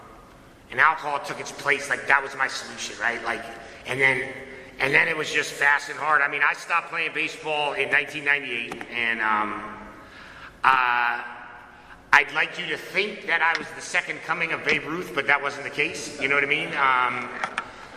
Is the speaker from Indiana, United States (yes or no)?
no; Connecticut, United States; I was born and raised in Connecticut